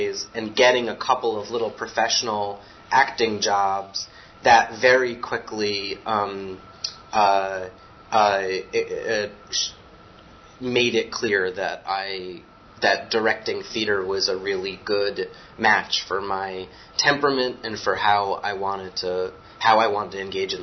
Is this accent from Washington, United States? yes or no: no; Westchester, New York, United States; I grew up in Westchester, like an hour north of New York City